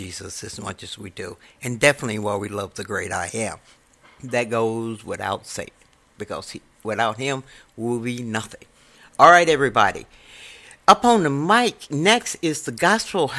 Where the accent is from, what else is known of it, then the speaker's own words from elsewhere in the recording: Chicago, Illinois, United States; I'm a Chicagoan, I'm a poet, and now I'm a DJ.